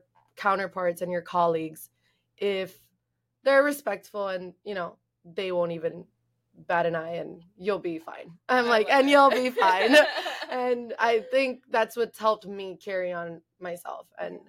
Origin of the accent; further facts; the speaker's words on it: Miami, Florida, United States; We're from Miami. We're from Miami.